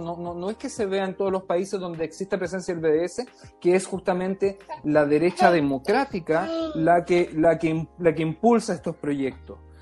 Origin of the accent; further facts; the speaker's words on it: Chile; yo me crié en Chile